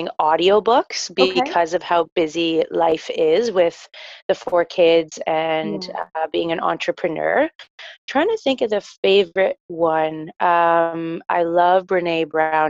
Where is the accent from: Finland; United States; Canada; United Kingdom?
Canada; Newmarket, Ontario; I am from Newmarket, Ontario